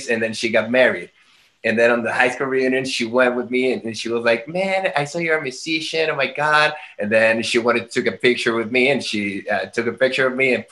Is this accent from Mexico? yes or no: yes; Guadalajara, Jalisco, Mexico; moved away as an adult; now in Mexico City, Mexico; living in Guadalajara, which is my hometown